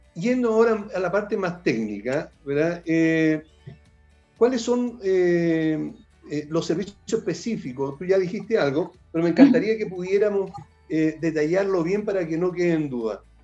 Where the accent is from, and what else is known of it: La Serena, Coquimbo, Chile; born or raised there; moved away